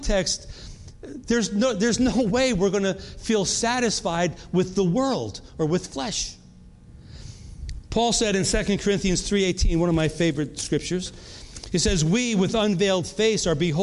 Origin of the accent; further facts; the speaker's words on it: New York, United States; moved away as an adult; also born or lived in North Carolina; We're from New York. We moved to North Carolina.